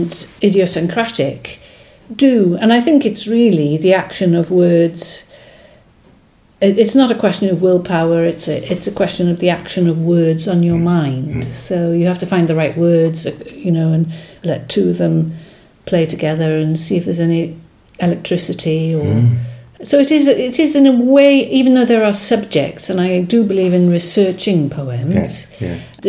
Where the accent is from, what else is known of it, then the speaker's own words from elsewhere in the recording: Wales, United Kingdom; first language Welsh; English is a second language; Welsh is my first language, followed closely by English.